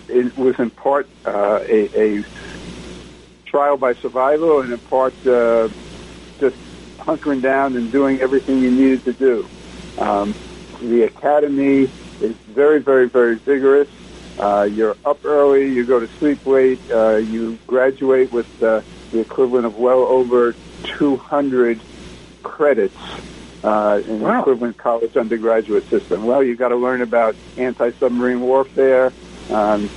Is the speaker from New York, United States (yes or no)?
yes; Long Island, New York, United States; also born or lived in Nassau County; I was born in New York City, New York, and raised on Long Island. First in the New York City part of Long Island, and in high school in Nassau County, just outside of the city limits